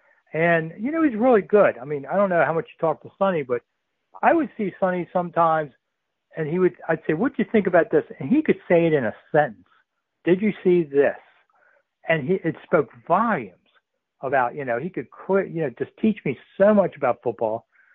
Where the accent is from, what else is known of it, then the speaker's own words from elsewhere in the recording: Washington, District of Columbia, United States; I grew up in Washington